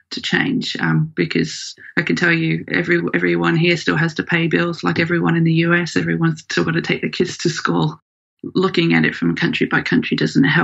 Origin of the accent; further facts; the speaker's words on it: Australia; also born or lived in United Kingdom; thing I always hear when I say I'm from Australia